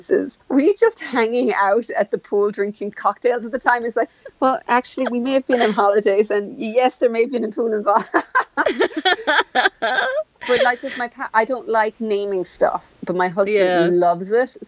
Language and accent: English; Ireland; We call it Irish here. Of Ireland, they'll call it Gaelic, but within the country here, if someone says, what are you speaking? We'd say, I'm speaking Irish